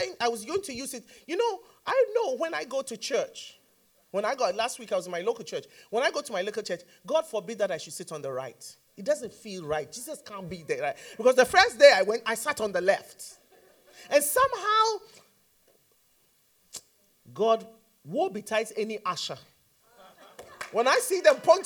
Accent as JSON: {"language": "English", "country": "Ghana", "said": "I'm from Ghana."}